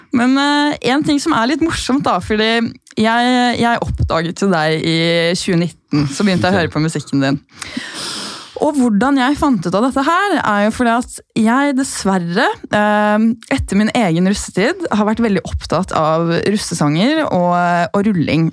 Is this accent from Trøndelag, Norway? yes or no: no; Gol, Buskerud, Norway; now in Oslo, Norway; Jeg er fra Gol, kjempelite sted ved Hemsedal